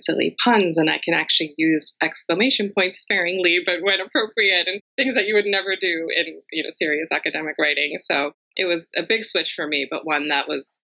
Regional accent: Rockville, Maryland, United States; I am in my hometown of Rockville, Maryland, just outside of Washington, D.C., which is where I've grown up and spent all of my life

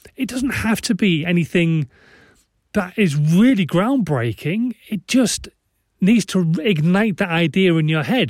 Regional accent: Yorkshire and the Humber, United Kingdom; being a Yorkshireman

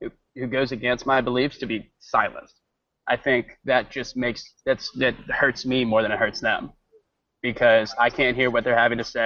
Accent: Rome, Georgia, United States; I'm from Rome, Georgia. It's where I go to school

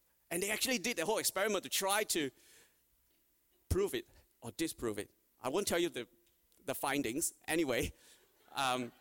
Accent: Australia; every Australian

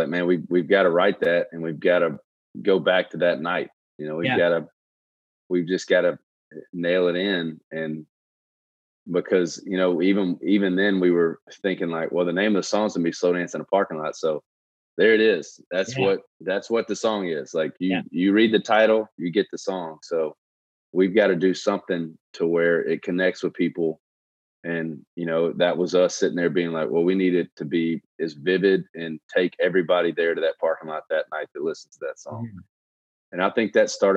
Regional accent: Shreveport, Louisiana, United States; moved away as an adult; also born or lived in Baton Rouge; that was like the musical history of Shreveport. My hometown is

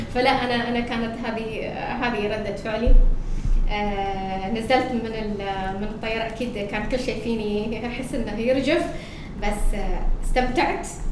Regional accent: Oman; moved away as an adult; now in Qatar; أنا الفتاة العمانية الوحيدة في مجموعة آه، قنوات بي ان سبورت

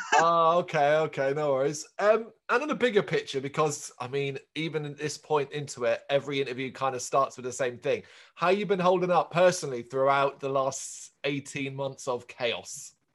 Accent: Ireland; I'm Irish

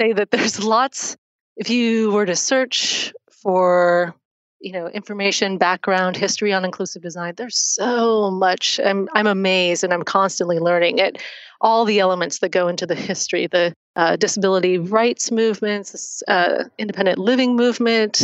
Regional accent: Oakland, California, United States; I grew up in the Bay Area. I grew up in Oakland, went to school at Cal and Berkeley

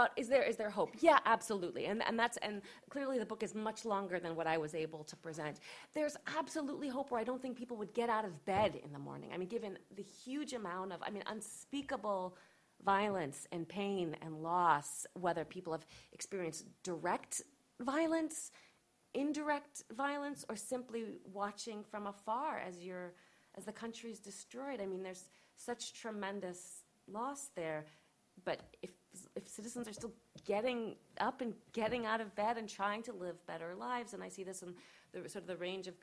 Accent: United States; I'm an American

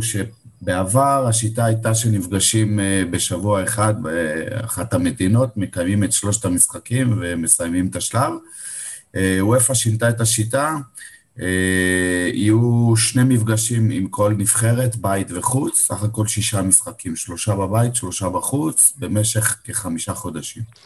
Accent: Beersheba, Southern District, Israel; now in Givolim, Israel; אני באר שבעי במקור, גדלתי בבאר שבע, גרתי בעיר עד

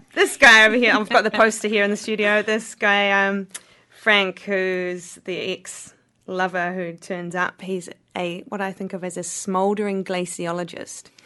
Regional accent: Wanaka, Otago, New Zealand; Wanaka is my hometown

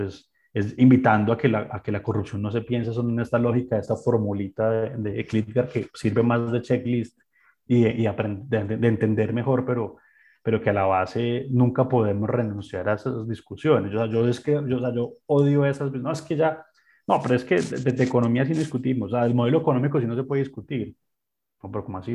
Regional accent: Colombia; como colombiano

